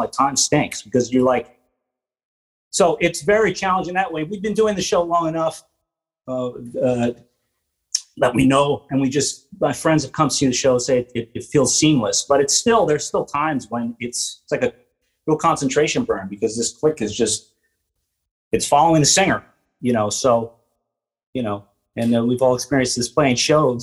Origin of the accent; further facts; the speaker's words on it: Pomona, New York, United States; Rockland County in Pomona, New York. It's about 30 miles north of Manhattan